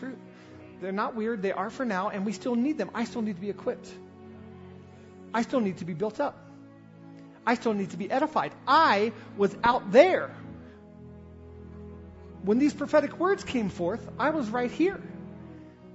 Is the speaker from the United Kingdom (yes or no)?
no; the South, United States; I grew up in the South